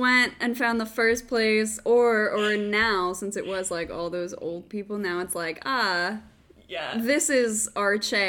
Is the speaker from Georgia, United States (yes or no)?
no; Jackson, New Jersey, United States; I'm from Jackson, New Jersey.